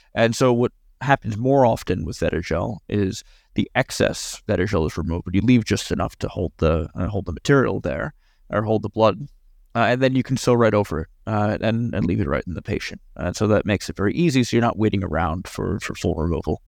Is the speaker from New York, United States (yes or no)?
yes; New York, United States; as a New Yorker